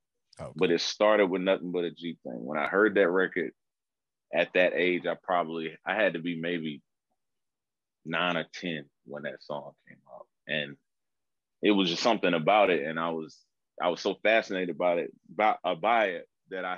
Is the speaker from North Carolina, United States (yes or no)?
yes; North Carolina, United States; moved away as an adult; also born or lived in Charlotte, North Carolina; now in Los Angeles, United States; I'm actually born and raised in North Carolina